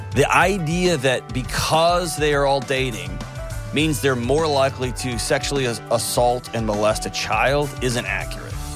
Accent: Houston, Texas, United States; moved away; Houston, my hometown

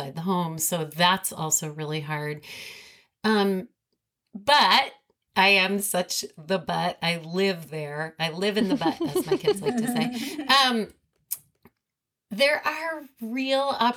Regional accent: New York City, New York, United States; grew up in New York City

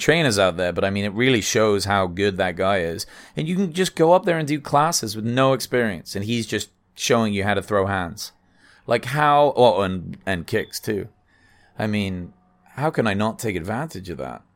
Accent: England, United Kingdom; moved away as an adult; now in United States; I'm English

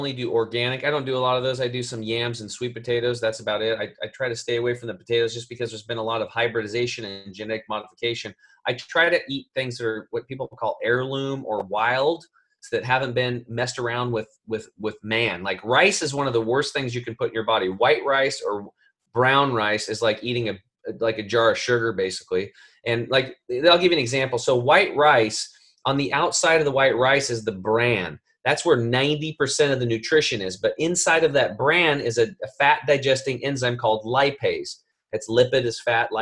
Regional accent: Eastern Oregon, United States; I grew up over in Eastern Oregon by Idaho where they grow a shit ton of potatoes.

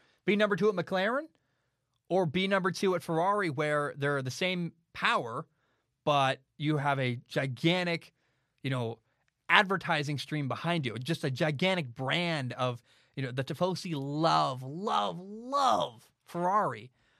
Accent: United States; I'm an American.

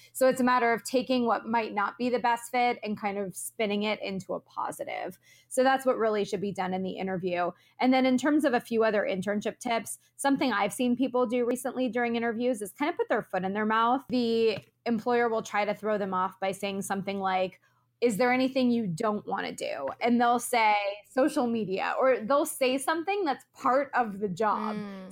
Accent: Florida, United States; moved away as an adult; also born or lived in Orlando, Florida; now in Los Angeles, United States; I'm originally from Florida. I immediately after graduation moved across the country to Los Angeles, where I live today.

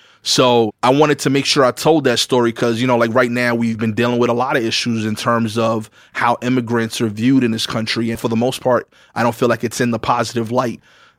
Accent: New York City, New York, United States; I grew up on Pickin and Montauk. We actually still own the house that I grew up in.

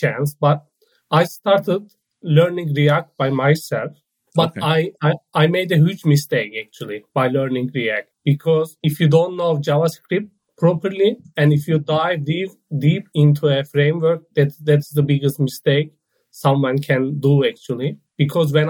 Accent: Turkey; moved away as an adult; now in Netherlands; I am from Turkey, but I relocated to the Netherlands 3 months ago

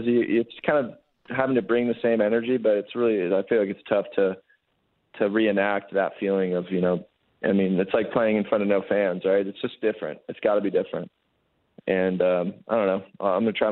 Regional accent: Los Angeles, California, United States; moved away as an adult; now in Winnipeg, Canada; I'm from Los Angeles

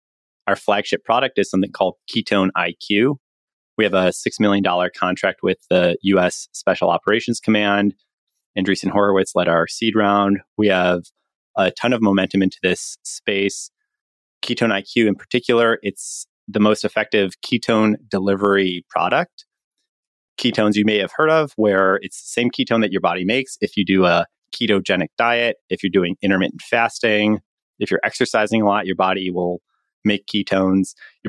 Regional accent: Chicago, Illinois, United States; My background is I'm from Chicago originally.

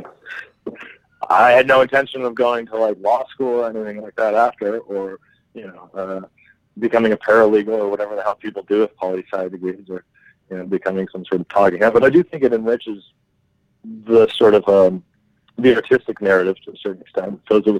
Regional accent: United States; moved away; also born or lived in Rome, Italy; being an American living in Europe at the time during the Bush administration.

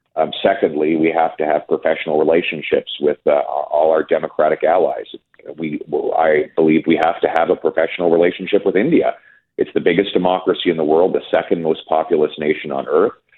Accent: Canada; We're all Canadian

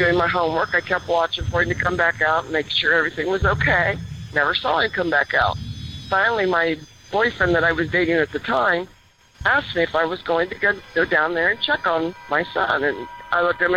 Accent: Lancaster, Ohio, United States; also born or lived in Idaho; I grew up in the state of Ohio, born and raised in Lancaster

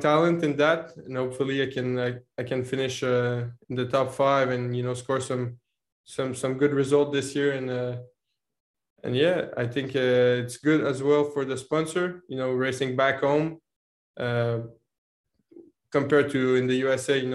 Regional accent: Canada; also born or lived in Montreal; being Canadian and living in Montreal

